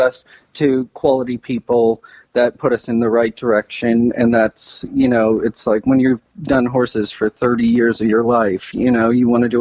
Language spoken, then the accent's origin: English; Western Pennsylvania, United States; I'm from Western Pennsylvania and not a horsey family